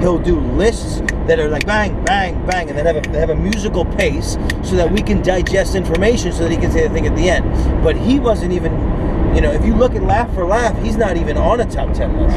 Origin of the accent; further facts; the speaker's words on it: New York City, New York, United States; I am from Brooklyn and I am Jewish.